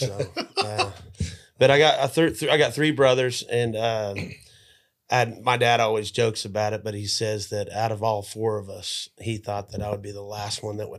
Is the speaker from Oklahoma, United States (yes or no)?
yes; Oklahoma City, Oklahoma, United States; also born or lived in St. Louis; I'm from Oklahoma City.